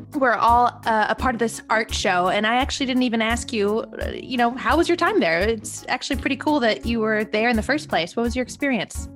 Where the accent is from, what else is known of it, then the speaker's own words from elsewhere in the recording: Long Beach, California, United States; growing up in Long Beach